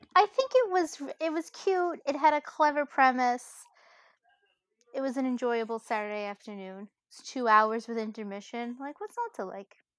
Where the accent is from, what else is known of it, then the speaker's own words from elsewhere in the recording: New York City, New York, United States; I'm Italian from Brooklyn